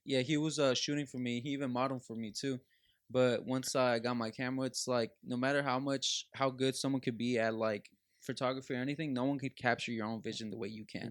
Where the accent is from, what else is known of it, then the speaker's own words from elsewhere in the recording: Los Angeles, California, United States; growing up in Los Angeles